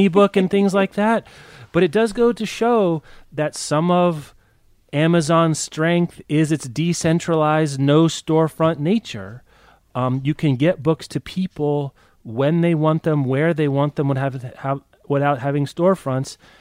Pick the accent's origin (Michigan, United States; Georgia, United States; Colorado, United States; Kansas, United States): Kansas, United States; Lawrence; my hometown independent bookstore, The Raven, in Lawrence, Kansas